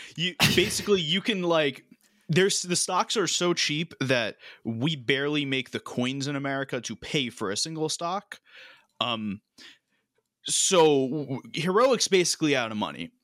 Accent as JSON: {"language": "English", "country": "United States", "said": "I'm American"}